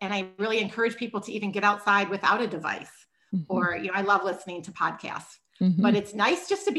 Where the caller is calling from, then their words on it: Minneapolis, Minnesota, United States; So I'm in Minneapolis, Minnesota.